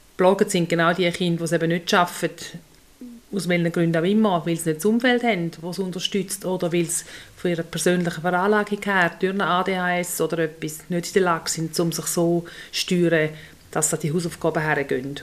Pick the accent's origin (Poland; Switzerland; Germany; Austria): Switzerland; bei uns in der Schweiz